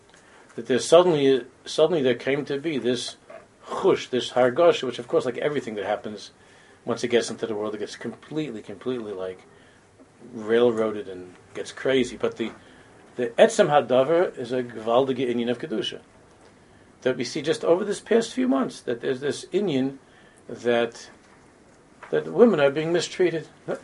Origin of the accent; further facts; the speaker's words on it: United States; because we grew up already in America this way